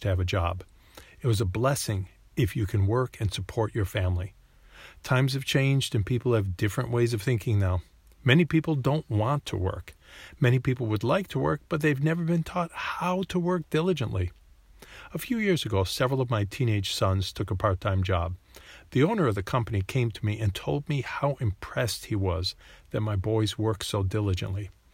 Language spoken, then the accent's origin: English; United States; When I was a child growing up in the United States